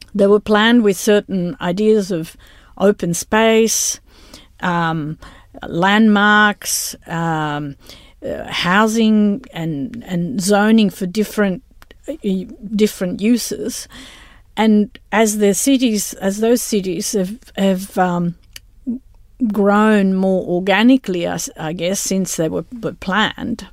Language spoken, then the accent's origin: English; Rome, Lazio, Italy; moved away; I'm originally from Italy, from Rome.